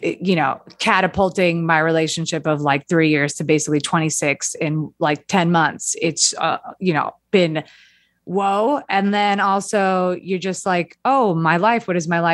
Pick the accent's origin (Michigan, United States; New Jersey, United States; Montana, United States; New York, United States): New York, United States; New York City; I'm from Queens